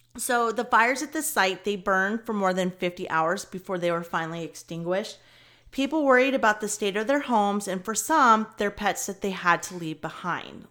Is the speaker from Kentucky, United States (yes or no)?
yes; Kentucky, United States; I'm from Kentucky